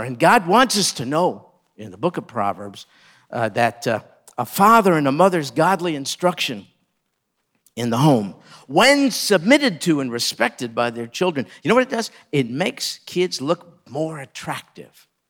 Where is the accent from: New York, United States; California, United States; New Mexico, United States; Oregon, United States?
New York, United States; I grew up in New York